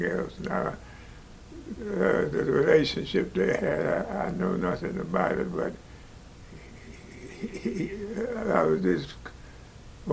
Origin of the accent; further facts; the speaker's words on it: St. Louis, Missouri, United States; born in St. Louis